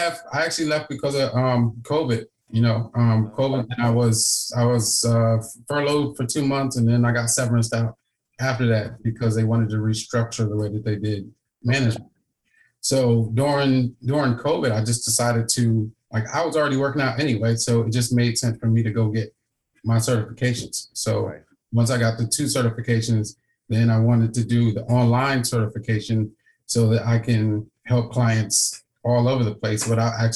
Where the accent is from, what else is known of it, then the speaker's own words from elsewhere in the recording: Wilmington, Delaware, United States; I'm from Wilmington